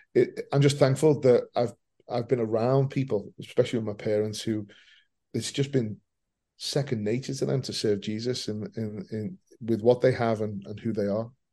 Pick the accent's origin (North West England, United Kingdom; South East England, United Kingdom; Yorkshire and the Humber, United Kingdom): North West England, United Kingdom; Liverpool; I'm born and bred in Liverpool.